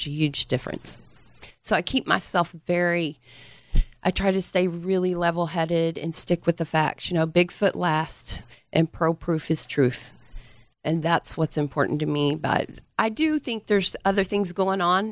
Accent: Dallas, Texas, United States; also born or lived in Garland, Texas; I'm from here. I'm from Dallas, Texas

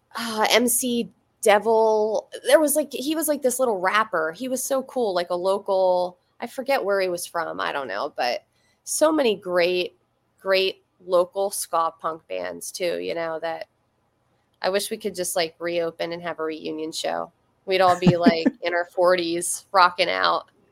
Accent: Schuylkill Haven, Pennsylvania, United States; moved away as an adult; now in near Scranton, United States; My hometown was, uh, it was Schuylkill Haven, which is, it's spelled really weird like S C H U Y L K I L L Haven.

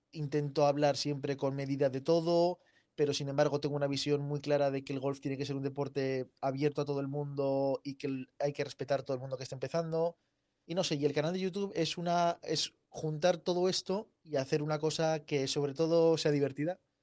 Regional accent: Zaragoza, Aragon, Spain; also born or lived in Seville; Yo soy sevillano, aunque vivo en Zaragoza. Toda mi familia es de Zaragoza, pero por, vida de, mis padres, eh, yo nací en Sevilla y viví seis años en Sevilla

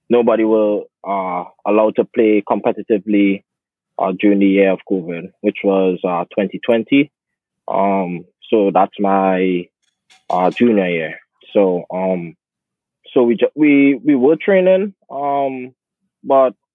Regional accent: Trinidad & Tobago; moved away as an adult; now in United States; I'm from Trinidad and Tobago. I'm an international student athlete at Stony Brook

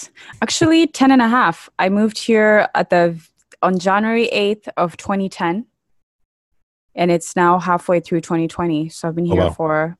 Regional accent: Kenya; also born or lived in Midwest, United States; now in United States; I grew up never thinking of myself as black. I literally just thought of myself as Kenyan.

